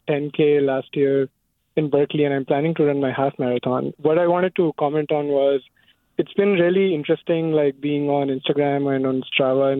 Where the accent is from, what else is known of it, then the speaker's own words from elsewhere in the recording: India; now in Fremont, United States; I grew up in India